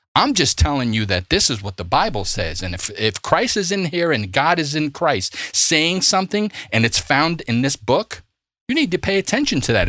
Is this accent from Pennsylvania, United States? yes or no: no; New York City, New York, United States; I'm from Brooklyn